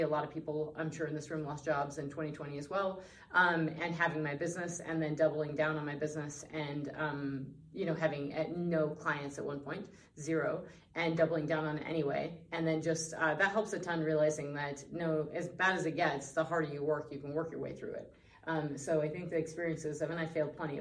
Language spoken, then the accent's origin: English; Northwest Colorado, United States; being born and raised in Northwest Colorado